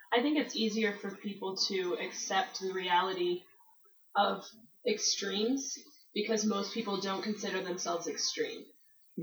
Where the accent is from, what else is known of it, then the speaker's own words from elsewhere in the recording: Michigan, United States; now in Denver, United States; I'm from Michigan, and I grew up in a con- moderately conservative evangelical church.